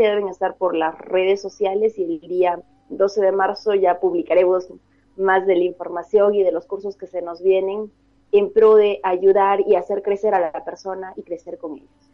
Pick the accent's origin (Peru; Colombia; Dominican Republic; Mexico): Peru; Arequipa; yo soy de Arequipa